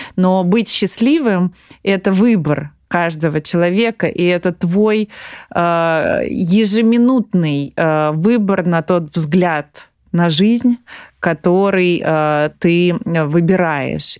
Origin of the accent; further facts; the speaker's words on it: Tula, Tula Oblast, Russia; я из Тулы